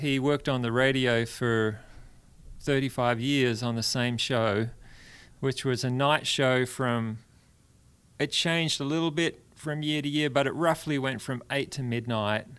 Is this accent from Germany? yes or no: no; Perth, Western Australia, Australia; moved away as an adult; now in Brentwood, Tennessee, United States; I'm from Western Australia.